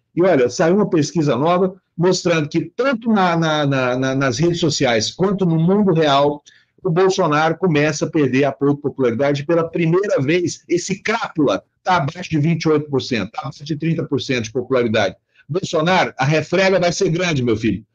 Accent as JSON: {"language": "Portuguese", "town": "Uberlândia", "region": "Minas Gerais", "country": "Brazil", "tie": "born or raised there", "said": "na cidade onde eu nasci, onde tá minha família"}